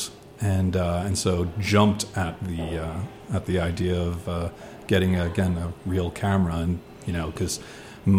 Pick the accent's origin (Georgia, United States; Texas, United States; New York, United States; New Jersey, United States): New Jersey, United States; moved away as an adult; now in Washington, D.C., United States; I was born in New Jersey and spent the first 20 or so years there